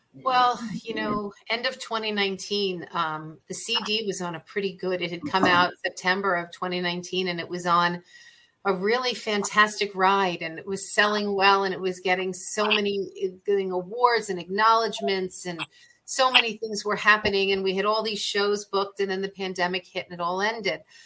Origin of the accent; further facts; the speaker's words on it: New York City, New York, United States; moved away as an adult; now in Arizona, United States; I grew up in New York City, so we went to the theater all the time